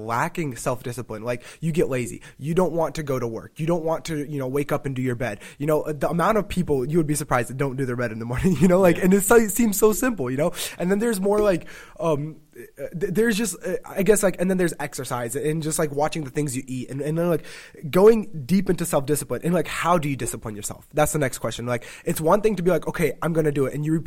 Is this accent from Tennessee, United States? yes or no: yes; Tennessee, United States; also born or lived in Rochester; I'm from Tennessee